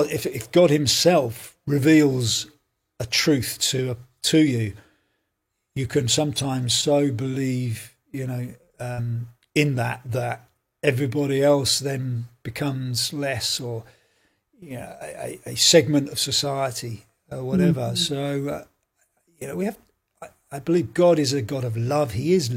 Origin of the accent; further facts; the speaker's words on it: England, United Kingdom; now in Belfast, United Kingdom; I'm an Englishman, and I've moved to Belfast for about nearly 20 years now